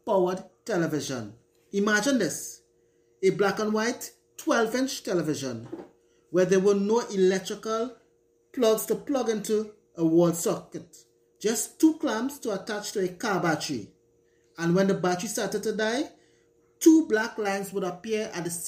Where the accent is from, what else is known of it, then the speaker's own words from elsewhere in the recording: Tamana, Trinidad & Tobago; Growing up in Tamana, rural Trinidad